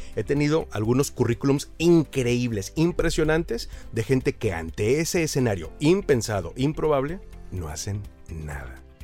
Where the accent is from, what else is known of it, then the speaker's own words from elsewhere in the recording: Aguascalientes, Mexico; una empresa en la ciudad donde yo crecí, en Aguascalientes